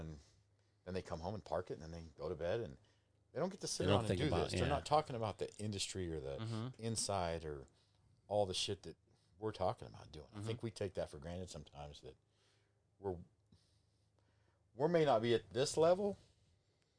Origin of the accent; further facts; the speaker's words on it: Abilene, Texas, United States; I'm from Abilene